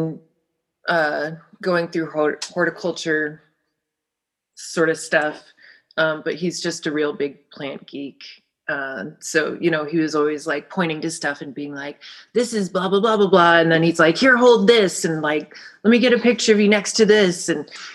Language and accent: English; Tucson, Arizona, United States; I grew up in Tucson